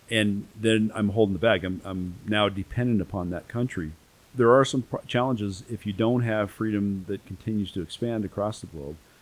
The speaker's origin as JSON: {"language": "English", "country": "United States", "said": "as an American"}